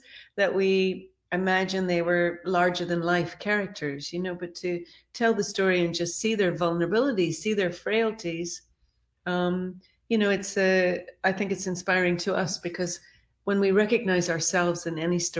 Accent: Ireland; I remember as a child growing up in Ireland many moons ago, and we would gather at Easter to watch Jesus of Nazareth.

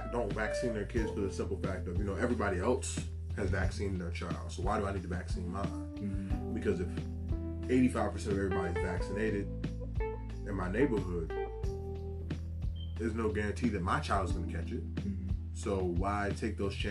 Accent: the South, United States; I grew up in the South

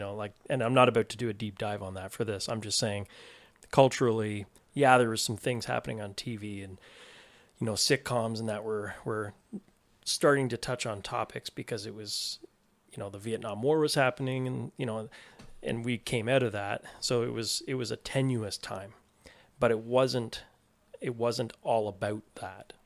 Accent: Toronto, Ontario, Canada; I grew up in Toronto

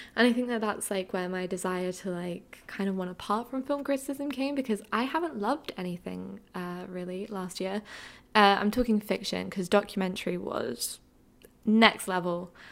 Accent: Essex, East of England, United Kingdom; moved away as an adult; also born or lived in London; now in New York City, United States; I grew up in Essex in the UK

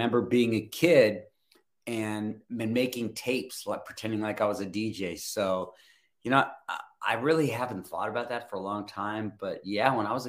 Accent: Los Angeles, California, United States; moved away as an adult; also born or lived in Van Nuys, California; now in North Carolina, United States; that's where I'm from. I'm still, and even though I haven't lived in Hollywood for a long time, I still say I'm from Hollywood

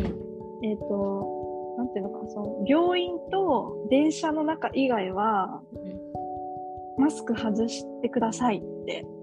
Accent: Japan; moved away as an adult; now in Malaysia; 日本だよって言うと

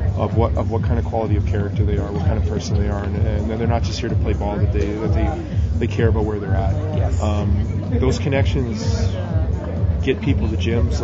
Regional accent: Edmonton, Alberta, Canada; I'm from Edmonton

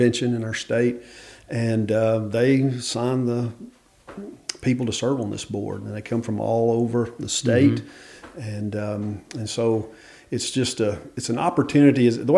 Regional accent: Memphis, Tennessee, United States; moved away as an adult; now in Dover, Arkansas, United States; originally I'm from Memphis, mm-hmm. and spent the first probably 25 years of my life there, and my wife is from there

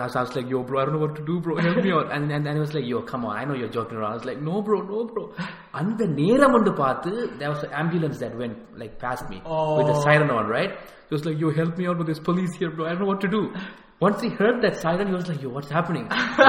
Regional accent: Manipai, Northern Province, Sri Lanka; moved away; Yes, I came from Sri Lanka. {S0} Mm-hmm. {S1} I was born in Jaffna, Manipai.

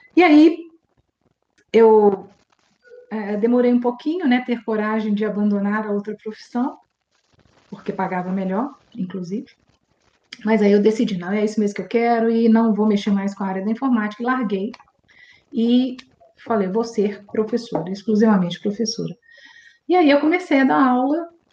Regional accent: Belo Horizonte, Minas Gerais, Brazil; nasci aqui em BH mesmo

